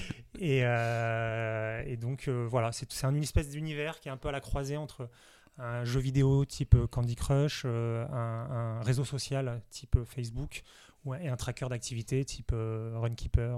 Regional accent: Nice, Provence-Alpes-Côte d'Azur, France; now in Paris, France; je suis originaire de Nice

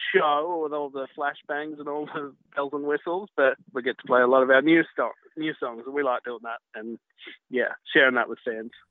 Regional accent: Byron Bay, New South Wales, Australia; I grew up in Byron Bay

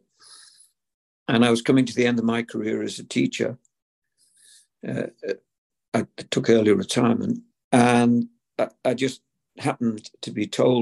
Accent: Liverpool, North West England, United Kingdom; as kids growing up in Liverpool

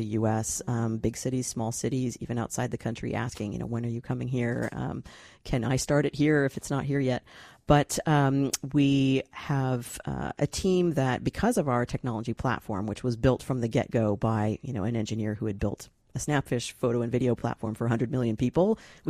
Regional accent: Santa Monica, California, United States; born there; I mean, I was born in Santa Monica.

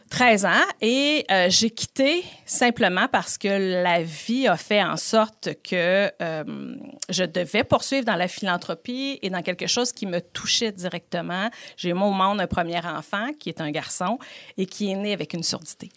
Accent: Beauport, Quebec, Canada; je suis originaire de Beauport

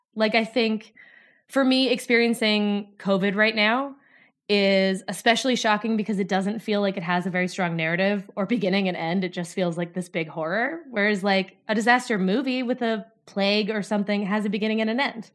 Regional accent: North Dakota, United States; moved away as an adult; now in Glasgow, United Kingdom; as you can probably tell from my accent, I am from North Dakota.

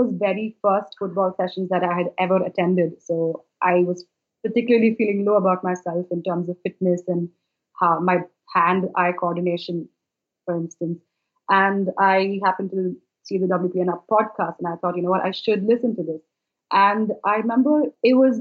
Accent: Bangalore, Karnataka, India; I am from Bangalore, which is in India.

